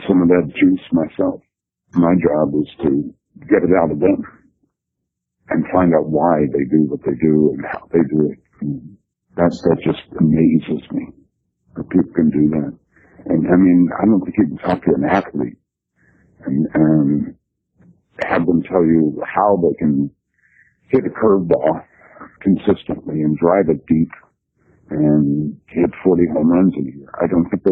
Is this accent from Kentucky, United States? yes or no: yes; Louisville, Kentucky, United States; I'm a native of Kentucky. I'm from Louisville, the big town in Kentucky